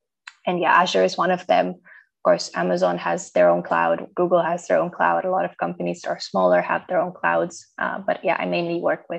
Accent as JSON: {"language": "English", "country": "Romania", "moved": "as an adult", "lives_now": "Netherlands", "said": "because I'm originally from Romania, so I moved to the Netherlands like 5 or 6 years ago now."}